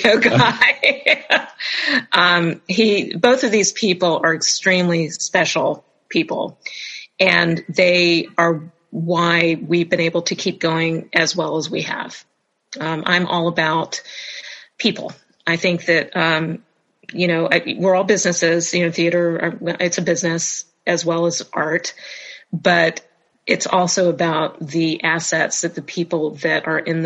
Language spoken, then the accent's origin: English; Jacksonville, Florida, United States; I grew up in Jacksonville